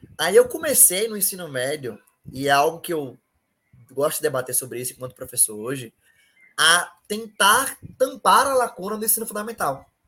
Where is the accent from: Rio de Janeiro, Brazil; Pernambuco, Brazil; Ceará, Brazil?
Pernambuco, Brazil; Recife; eu moro na Ilha do Janeiro, um bairro, uma periferia aqui em Recife